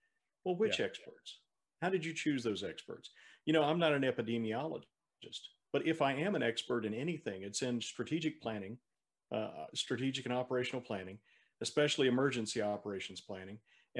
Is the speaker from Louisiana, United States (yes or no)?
yes; Louisiana, United States; also born or lived in Mississippi / North Carolina; I am from another state. I grew up in Louisiana, Mississippi, and North Carolina.